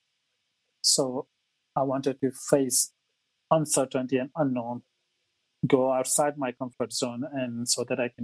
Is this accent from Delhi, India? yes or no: no; Mumbai, Maharashtra, India; moved away as an adult; now in Australia; So I grew up in India. I moved to Australia about 17 years ago